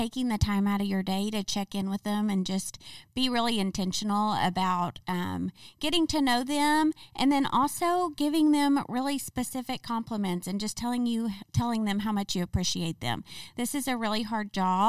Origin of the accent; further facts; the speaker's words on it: Springdale, Arkansas, United States; grew up in Springdale. I've lived here my whole life